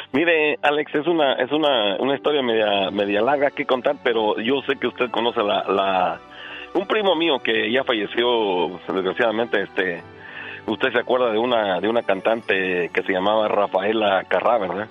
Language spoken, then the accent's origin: Spanish; Guanajuato, Mexico; also born or lived in Stockton, California; now in Florida, United States; Exactamente de Guanajuato.